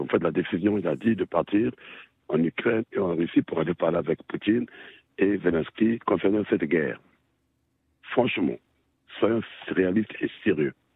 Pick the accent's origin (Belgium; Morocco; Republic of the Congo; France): Republic of the Congo; Brazzaville; je suis congolais de Brazzaville